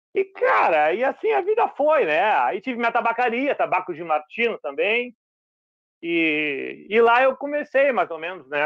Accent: Porto Alegre, Rio Grande do Sul, Brazil; now in Cidreira, Brazil; sou natural de Porto Alegre, vivi lá 40 anos, estou aqui há 13 anos aqui na praia

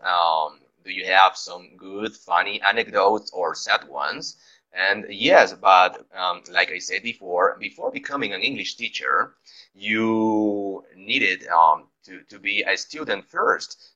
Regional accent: Guayaquil, Guayas, Ecuador; English is a second language; moved away; also born or lived in Loja; we are both from Guayaquil, but live in different cities

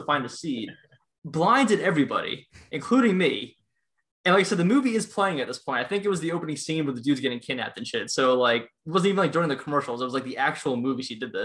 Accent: Baltimore, Maryland, United States; I'm from Baltimore

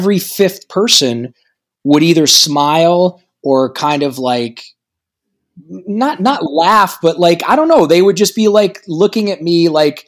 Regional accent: Toledo, Ohio, United States; moved away; my hometown of Toledo, Ohio

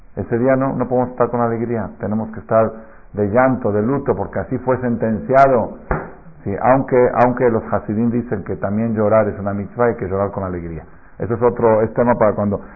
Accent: Argentina; now in Mexico; yo me acuerdo en Argentina de chiquito

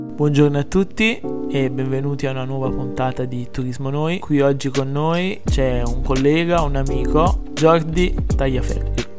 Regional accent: Campania, Italy; da campano

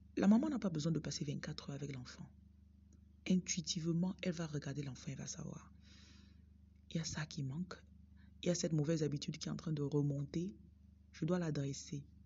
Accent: Bafoussam, West, Cameroon; J'ai grandi au Cameroun, dans la ville de Bafoussam

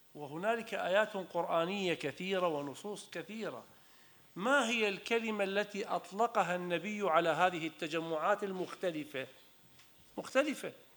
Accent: Iraq; انا كمواطن عراقي

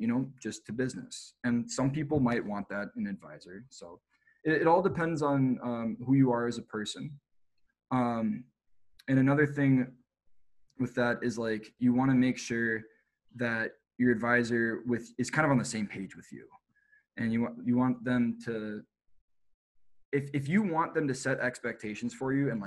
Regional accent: Minnesota, United States; moved away; also born or lived in Boulder, Colorado; I'm from Minnesota.

